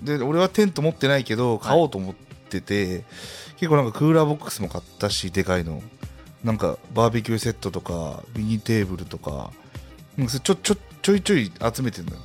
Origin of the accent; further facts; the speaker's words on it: Nara, Japan; 閉鎖的だもん、うちの周り